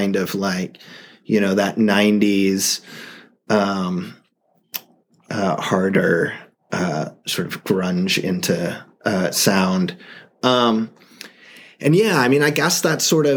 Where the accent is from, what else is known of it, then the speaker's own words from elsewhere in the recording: Tacoma, Washington, United States; also born or lived in Seattle; I grew up in Tacoma, and then went to college in Seattle